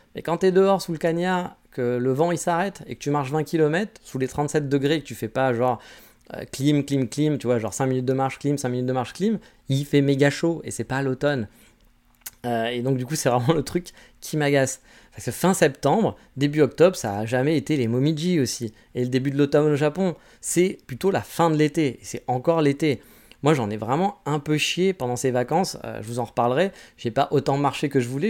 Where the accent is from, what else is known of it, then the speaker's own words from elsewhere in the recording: France; now in Kyoto, Japan; je suis français